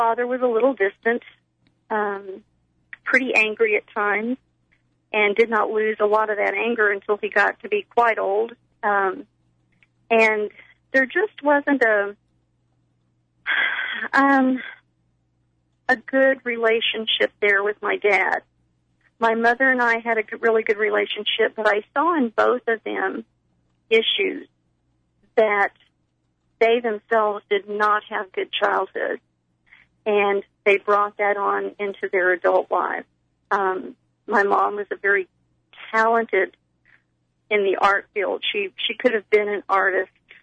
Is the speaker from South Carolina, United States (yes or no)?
no; Texas, United States; I am from Texas